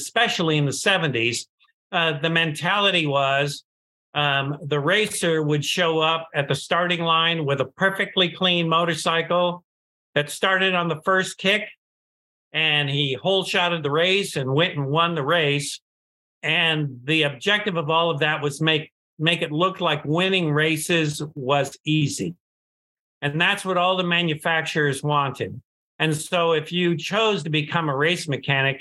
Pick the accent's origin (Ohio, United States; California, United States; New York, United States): California, United States; San Diego; also born or lived in Detroit, Michigan; We moved to San Diego